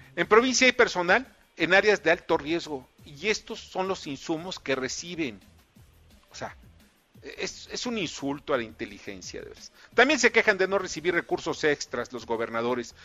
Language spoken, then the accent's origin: Spanish; Mexico; como mexicano